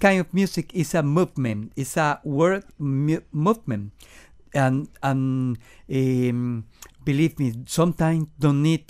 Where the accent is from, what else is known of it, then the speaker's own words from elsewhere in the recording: Venezuela; English is a second language; moved away as an adult; now in Miami, United States; We are from Venezuela, okay. And we learn and grow in Venezuela in the musical scene.